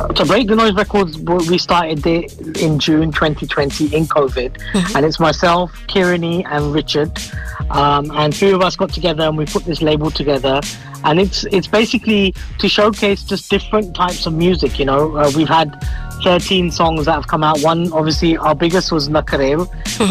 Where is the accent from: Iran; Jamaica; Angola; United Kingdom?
United Kingdom; Harrow, London; also born or lived in Croydon; i was born in Croydon, but I mm. lived in Harrow all my life.